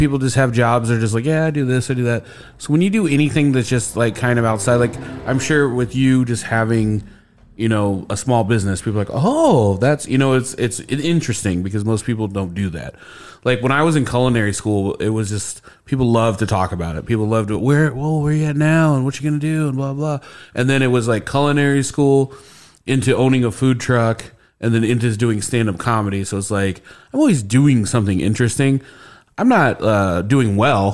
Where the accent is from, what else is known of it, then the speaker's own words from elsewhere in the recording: Indianapolis, Indiana, United States; I did grow up on the west side of Indianapolis